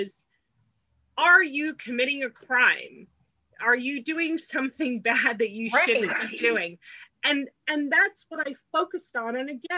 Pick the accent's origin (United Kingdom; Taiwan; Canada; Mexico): United Kingdom; England; born there; also born or lived in Hong Kong / New York; I was born in England, I lived in Hong Kong, I lived in New York, and then I moved here.